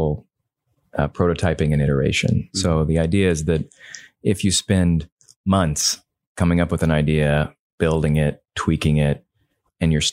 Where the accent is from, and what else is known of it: Indiana, United States; born or raised there; moved away as an adult; also born or lived in California / Massachusetts / Texas